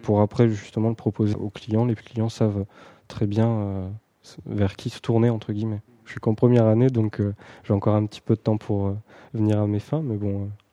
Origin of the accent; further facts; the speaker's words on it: Pas-de-Calais, Hauts-de-France, France; moved away as an adult; now in Paris region, France; je suis pas de la région en fait. Je viens, du Pas-de-Calais.